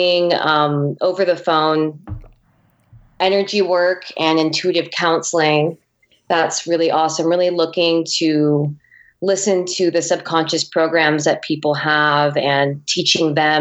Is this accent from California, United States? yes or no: yes; Poway, California, United States; I grew up in San Diego, California